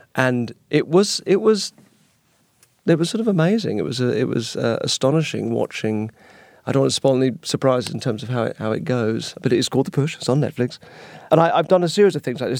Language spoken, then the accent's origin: English; United Kingdom; being British and naturally apologetic